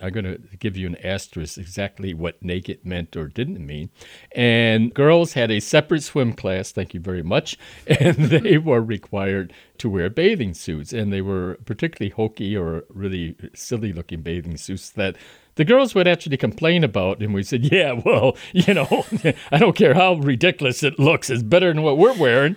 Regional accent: Chicago, Illinois, United States; I am from Chicago, uh, several generations.

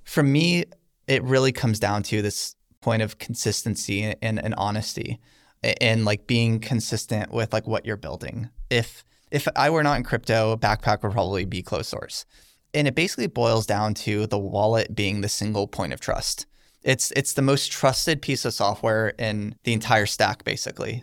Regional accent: United States; I'm an American

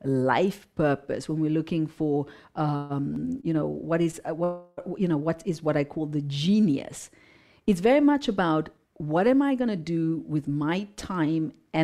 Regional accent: Zimbabwe; So even though I come from Zimbabwe, I come from hatred, I come from, physical abuse, sexual abuse, I come from an abusive past

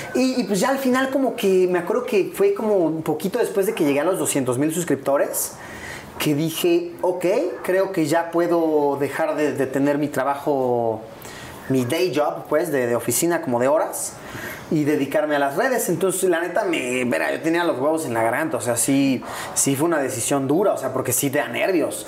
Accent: Puebla, Mexico; also born or lived in Mexico City; Yo soy de Puebla

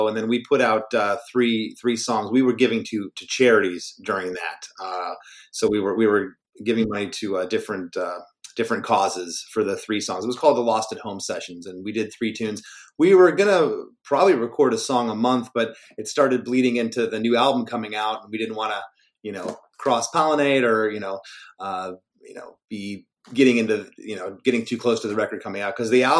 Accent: Michigan, United States; born there; I was born in Michigan in 1973.

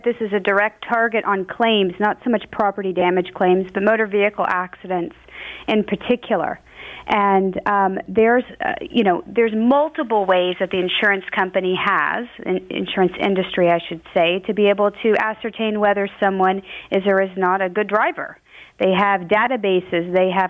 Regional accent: United States; now in Ontario, Canada; I'm from America, okay?

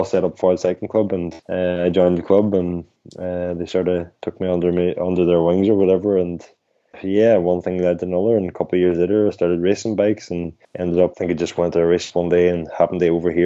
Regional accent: Ireland; we in the Ampost team, we had a great, as Irish riders

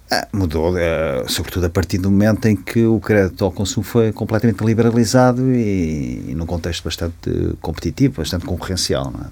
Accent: Ílhavo, Aveiro District, Portugal; eu vivia em Ilhavo onde nasci

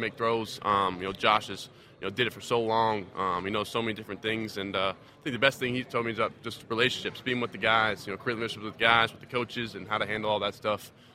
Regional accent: Charlotte, North Carolina, United States; I'm from Charlotte, so I was the biggest Panthers fan.

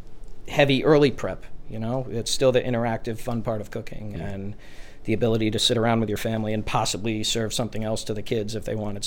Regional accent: New Jersey, United States; moved away; I'm originally from New Jersey

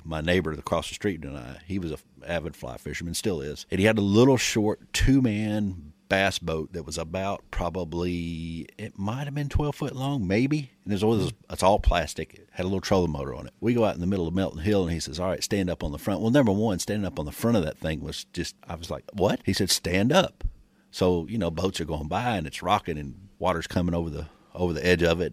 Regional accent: Michigan, United States; moved away; I grew up in Michigan, and we had basically in our backyard we had ponds

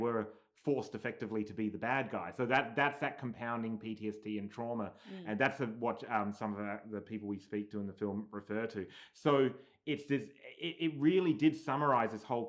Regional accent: Australia; now in United States; we're from Australia, living here in America

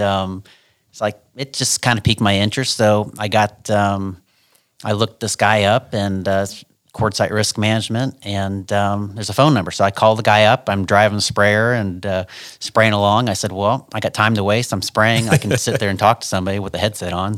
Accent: Ashland, Ohio, United States; I'm from Ashland, Ohio.

